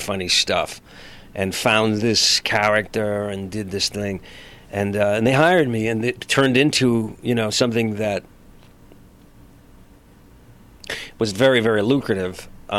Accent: Los Angeles, California, United States; I was in a supermarket one day in my hometown here in L.A.

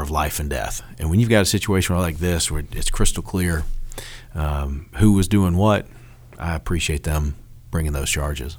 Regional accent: Dunwoody, Georgia, United States; I loved growing up there and, and growing up in Dunwoody

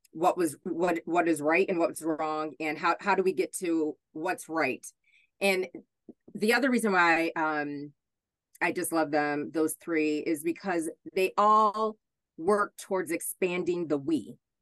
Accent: Hornell, New York, United States; moved away as an adult; also born or lived in Buffalo, New York; I grew up in Hornell, and I grew up next door to a gentleman who was a quadriplegic

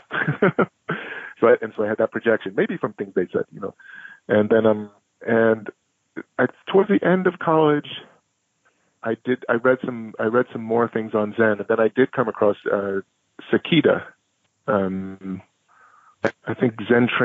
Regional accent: Chicago, Illinois, United States; also born or lived in Sebastopol, California; now in Brooklyn, United States; I was born in Chicago in 1968, and my parents were at the University of Chicago in Hyde Park on the south side of the city.

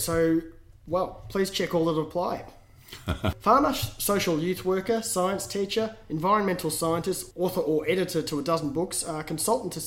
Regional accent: Melbourne, Victoria, Australia; based in my hometown of Melbourne

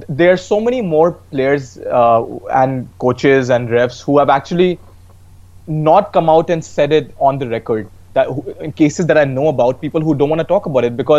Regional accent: Uttar Pradesh, India; my home state, Uttar Pradesh

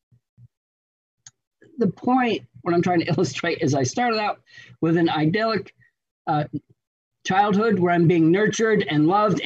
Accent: Western New York, United States; I was born in Western New York, a small town of about 15,000 people, big family on both sides.

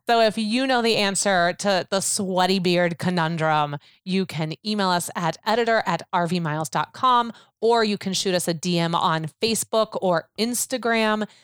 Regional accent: Chicago, Illinois, United States; I love my hometown so much

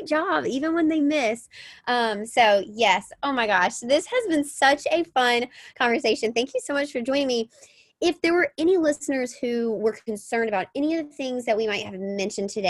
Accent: Mississippi, United States; I grew up in Mississippi and on a farm, and I was always barefoot.

